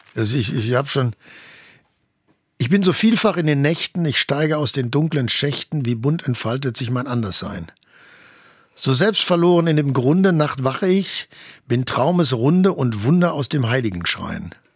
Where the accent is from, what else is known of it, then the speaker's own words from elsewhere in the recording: Germany; als Deutscher